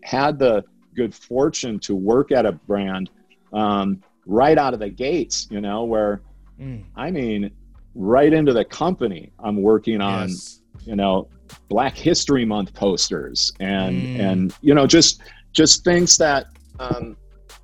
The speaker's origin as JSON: {"language": "English", "region": "Minnesota", "country": "United States", "tie": "born or raised there", "said": "growing up in Minnesota and in the middle of America in the 70s and 80s"}